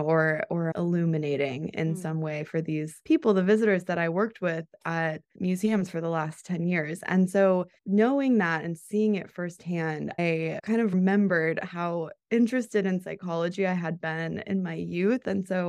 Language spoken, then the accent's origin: English; Colorado, United States; Yeah, I grew up in Colorado and I went to college there too.